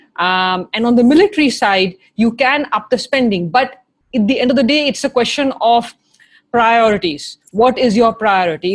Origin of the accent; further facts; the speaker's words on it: Lucknow, Uttar Pradesh, India; moved away as an adult; also born or lived in Delhi; now in United States; I was born in Delhi and I grew up in Lucknow.